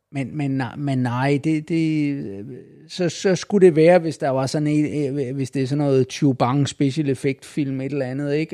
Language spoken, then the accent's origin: Danish; Falster, Zealand, Denmark; jeg er nede fra Falster